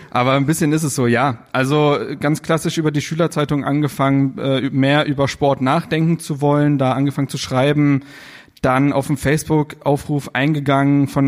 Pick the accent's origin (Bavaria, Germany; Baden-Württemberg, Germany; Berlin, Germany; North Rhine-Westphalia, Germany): Berlin, Germany; moved away as an adult; Ich bin richtiger Berliner, in Reinickendorf aufgewachsen und bis ich 21 war in Berlin gelebt und ja, wie gesagt, also richtiger Berliner